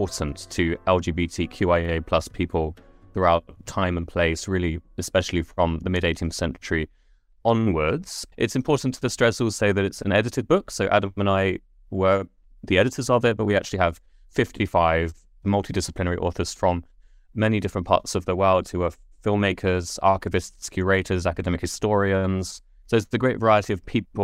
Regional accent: Letchworth Garden City, East of England, United Kingdom; I grew up in Letchworth on the council estate at the edge

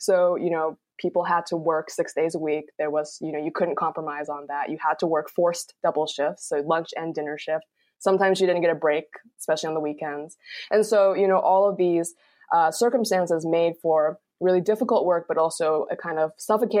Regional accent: Gaithersburg, Maryland, United States; moved away; also born or lived in Rockville, Maryland / Michigan; Rockville is pretty much my hometown. I lived in kind of the adjoining town over, Gaithersburg

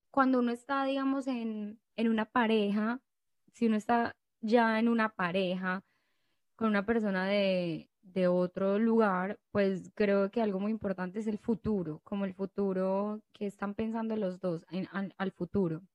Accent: Colombia; moved away; De Colombia.

